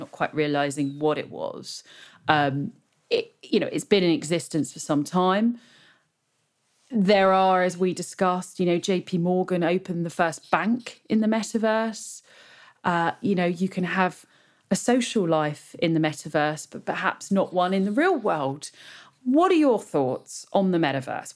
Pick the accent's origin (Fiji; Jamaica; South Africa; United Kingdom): United Kingdom; I'm British